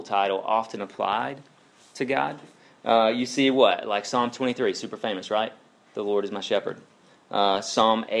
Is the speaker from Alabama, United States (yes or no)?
yes; Alabama, United States; I'm from Alabama